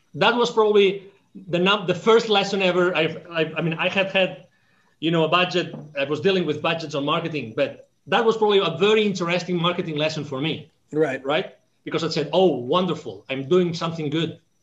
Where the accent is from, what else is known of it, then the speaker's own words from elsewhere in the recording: Catalonia, Spain; English is a second language; moved away; I was born in Spain